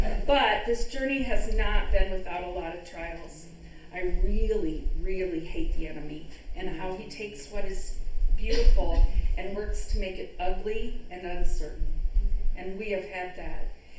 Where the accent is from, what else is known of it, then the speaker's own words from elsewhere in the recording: Midwest, United States; You have to know that we are Midwesterners all the way. I grew up in the Midwest.